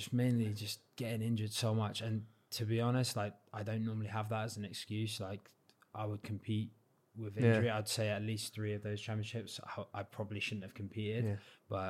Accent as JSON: {"language": "English", "region": "South West England", "country": "United Kingdom", "said": "So when I go back down, because I don't have a Cornish accent, they're like looking at me."}